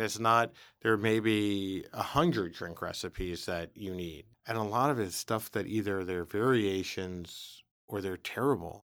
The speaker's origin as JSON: {"language": "English", "town": "New York City", "region": "New York", "country": "United States", "said": "I was from the Bronx"}